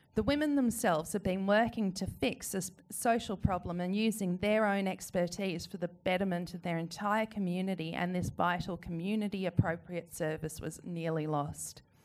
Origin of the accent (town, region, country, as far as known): Australia